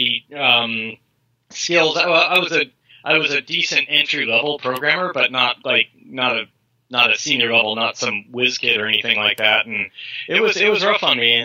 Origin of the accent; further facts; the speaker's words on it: California, United States; I was from California